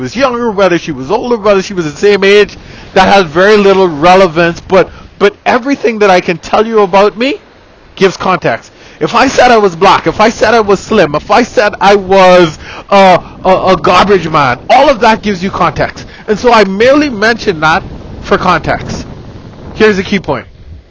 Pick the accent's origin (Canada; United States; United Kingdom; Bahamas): Bahamas; I'm from the Bahamas.